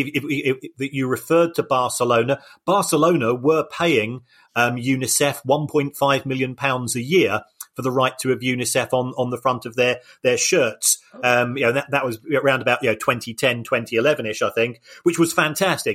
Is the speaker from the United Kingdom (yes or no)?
yes; United Kingdom; I'm a Brit and my language skills